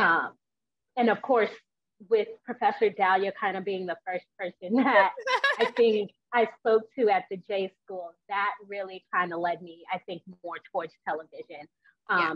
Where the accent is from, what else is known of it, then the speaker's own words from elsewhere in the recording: New York, United States; moved away as an adult; also born or lived in West Virginia; I'm originally from New York